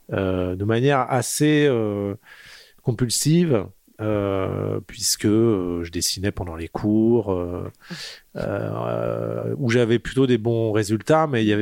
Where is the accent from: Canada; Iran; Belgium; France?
France; Seclin, Hauts-de-France; Je suis né à Seclin, dans le Nord, à la fin des années 70 dans une euh, famille euh, hippie.